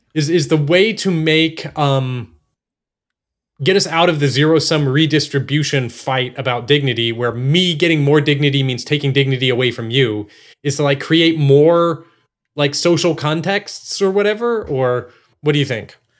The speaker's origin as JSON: {"language": "English", "region": "Texas", "country": "United States", "tie": "born or raised there", "said": "I was born in Texas and raised in Texas"}